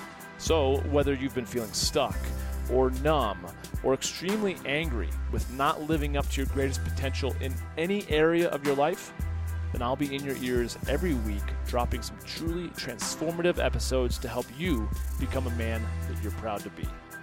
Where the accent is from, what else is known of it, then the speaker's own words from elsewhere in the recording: St. Louis, Missouri, United States; my story was that, you know, I grew up in the Midwest, primarily in St. Louis